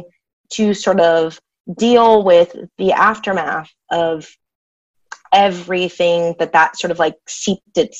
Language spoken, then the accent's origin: English; United States; I was going to come in as an American